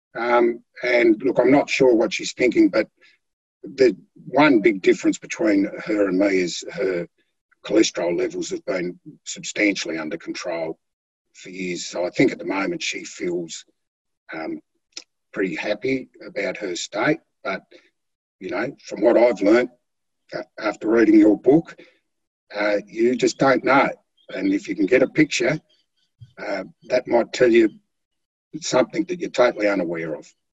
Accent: Flinders Island, Tasmania, Australia; i was born on Flinders Island. I've um, been a country boy most of my life, or through my youth anyway.

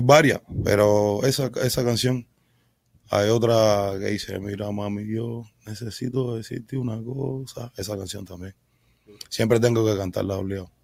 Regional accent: Havana, Cuba; moved away; Yo soy cubano, nací en Cuba, en un hospital en el Beado

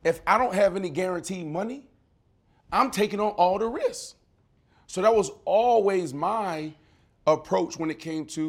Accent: Pittsburgh, Pennsylvania, United States; moved away; where we come from, Lincoln. I'm from Larmer.

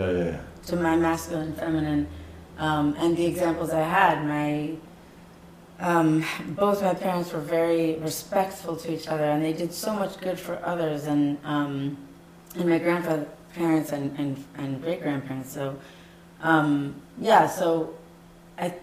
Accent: New Jersey, United States; Where I grew up, I grew up in New Jersey

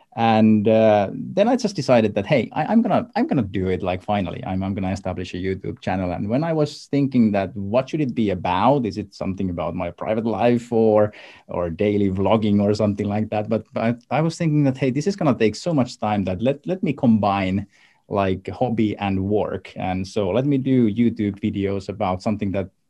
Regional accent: Finland; I come from Finland

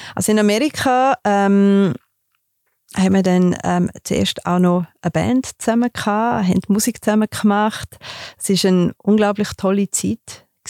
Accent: Graubünden mountains, Switzerland; Ich bin in den Bündner Bergen aufgewachsen

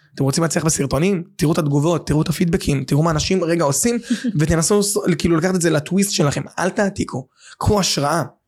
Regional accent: Bat Yam, Tel Aviv District, Israel; גדלתי בבת ים

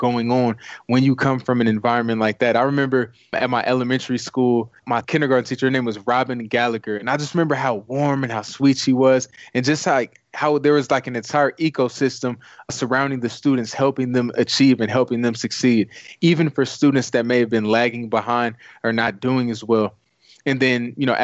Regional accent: Compton, California, United States; moved away; also born or lived in Hollywood, California; I originally hail from Compton, California. I was born in Hollywood

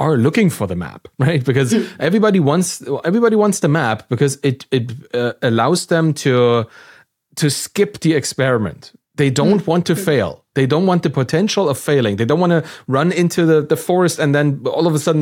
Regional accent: Germany; I'm from Germany

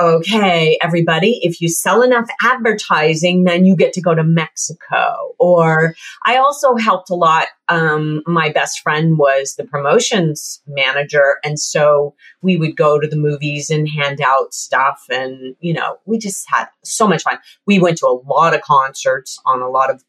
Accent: London, Ontario, Canada; I also worked for a radio station here in my hometown, London, Ontario.

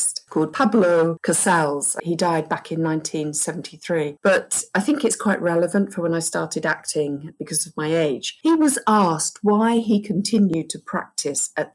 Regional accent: England, United Kingdom; being an English person

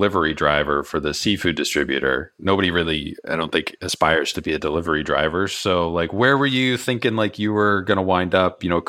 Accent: Cape Cod, Massachusetts, United States; moved away; I grew up out in Massachusetts, so Cape Cod.

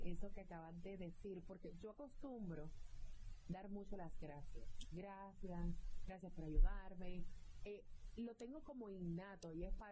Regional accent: Puerto Rico; Soy de Puerto

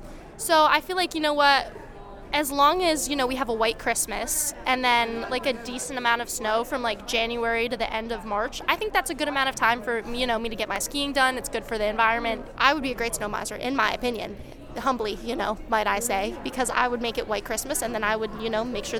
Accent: New York City, New York, United States; I am a sophomore here at St. Lawrence University, and I am from Manhattan, New York.

